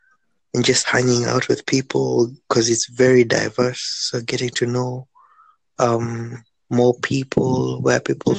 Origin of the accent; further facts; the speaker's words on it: Kenya; now in London, United Kingdom; Well, I'm from Kenya originally, but I'm in London right now.